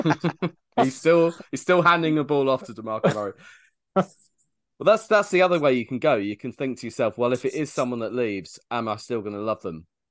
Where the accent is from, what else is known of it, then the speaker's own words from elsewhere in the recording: United Kingdom; we as British people